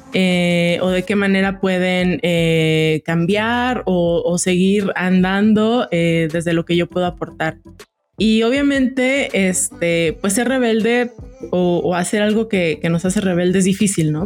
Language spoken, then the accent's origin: Spanish; Jalisco, Mexico; moved away as an adult; now in Mexico City, Mexico; yo no soy de, de la Ciudad de México soy de Jalisco llevo cinco años aquí